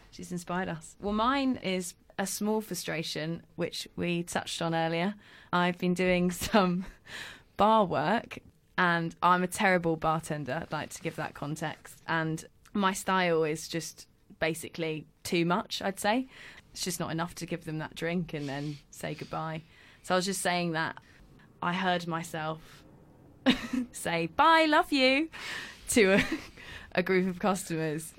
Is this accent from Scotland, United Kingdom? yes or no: no; London, United Kingdom; I was born in London